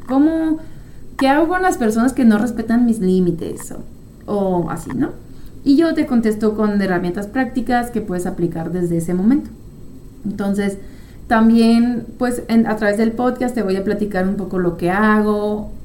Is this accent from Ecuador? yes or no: no; France; moved away as an adult; also born or lived in United States; now in Chihuahua, Mexico; Yo soy francesa, pero pues ya tengo 10 años viviendo aquí en México, en Chihuahua. Pero todo el resto de mi vida pues lo viví en Francia.